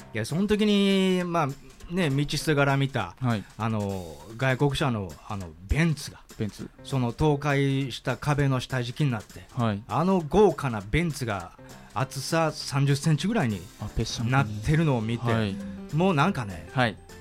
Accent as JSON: {"language": "Japanese", "region": "Kyoto", "country": "Japan", "said": "僕京都人で京都住んでる"}